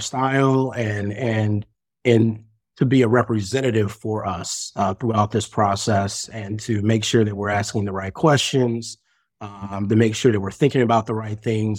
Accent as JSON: {"language": "English", "town": "Greensboro", "region": "North Carolina", "country": "United States", "also_born_or_lived": "Chicago, Illinois", "moved": "yes", "said": "I'm actually from Greensboro, North Carolina, but I spent my last sixteen years in Chicago."}